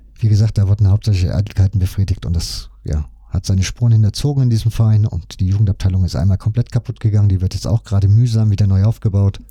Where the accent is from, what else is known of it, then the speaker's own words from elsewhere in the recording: Leipzig, Saxony, Germany; ich komme ja aus Leipzig. Das heißt, meine Familie ja logischerweise auch